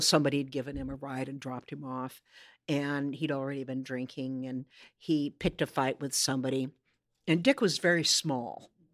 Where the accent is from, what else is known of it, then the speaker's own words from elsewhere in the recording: Corvallis, Oregon, United States; moved away as an adult; now in Seattle, United States; my Corvallis, my hometown, was not necessarily the same Corvallis they grew up